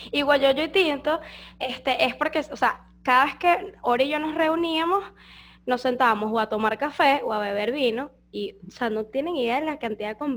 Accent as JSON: {"language": "Spanish", "town": "Coro", "region": "Falcón", "country": "Venezuela", "moved": "as an adult", "lives_now": "Foz do Iguaçu, Brazil", "said": "venimos de Venezuela"}